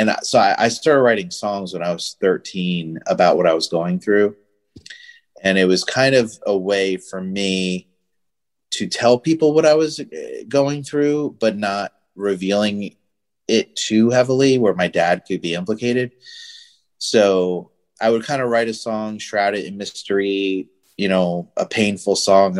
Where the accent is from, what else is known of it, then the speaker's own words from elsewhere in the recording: Northwest New Jersey, United States; now in Florida, United States; I grew up in New Jersey. So, Northwest New Jersey, next to Pennsylvania, really small town.